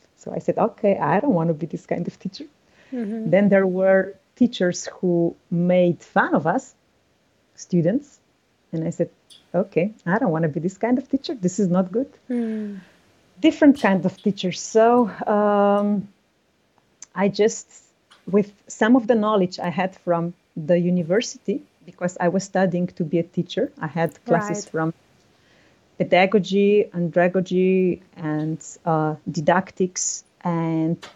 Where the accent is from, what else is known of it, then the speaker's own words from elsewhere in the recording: Slovenia; I started teaching in my hometown